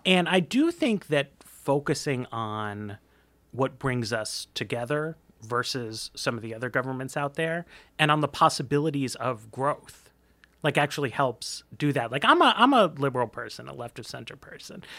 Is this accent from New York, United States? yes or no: yes; New York, United States; I'm from New York. We're a little brusque there